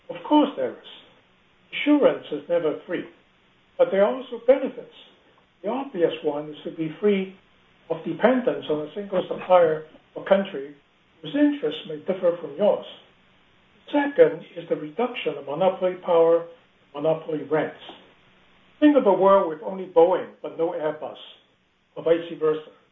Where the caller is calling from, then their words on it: Hong Kong; I'm actually calling from Hong Kong, not from the West Coast.